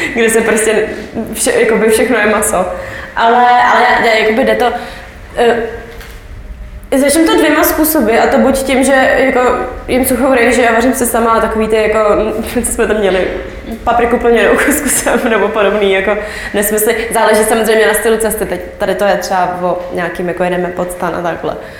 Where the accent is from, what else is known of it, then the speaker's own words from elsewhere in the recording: Czechia; jsem z Česka